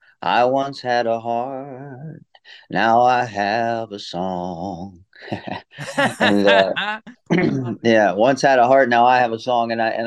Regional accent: Austin, Texas, United States; also born or lived in Hawaii; I was born in Austin and grew up on the ranch there, but also going back and forth on the road the whole time.

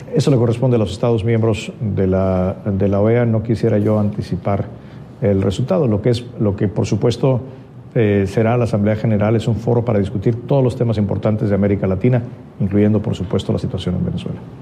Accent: Mexico; yo como mexicano

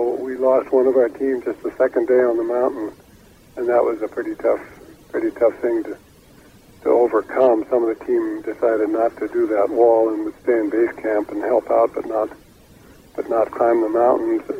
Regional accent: Seattle, Washington, United States; I was a Boy Scout back there in Troop 272 in West Seattle

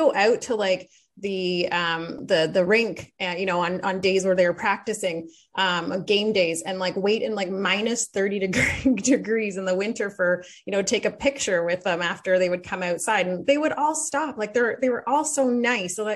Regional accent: Belleville, Ontario, Canada; moved away as an adult; now in Ottawa, Canada; I grew up in Belleville

